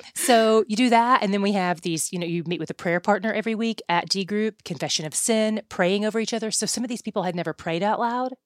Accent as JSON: {"language": "English", "region": "East Tennessee", "country": "United States", "moved": "yes", "lives_now": "Dallas, United States", "said": "I'm from East Tennessee, so I'm a Tennessee girl"}